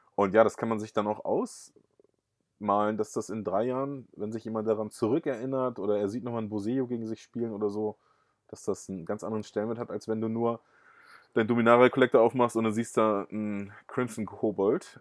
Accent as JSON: {"language": "German", "town": "Rotenburg", "region": "Lower Saxony", "country": "Germany", "tie": "born or raised there", "moved": "yes", "lives_now": "Uelzen, Germany", "said": "geboren bin ich in Rotenburg-Wümme, das ist bei Bremen und jetzt lebe ich in Uelzen"}